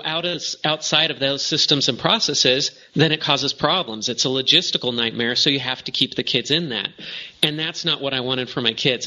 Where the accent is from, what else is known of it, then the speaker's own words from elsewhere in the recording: Arcadia, California, United States; moved away as an adult; also born or lived in Hong Kong; And I grew up in Arcadia, California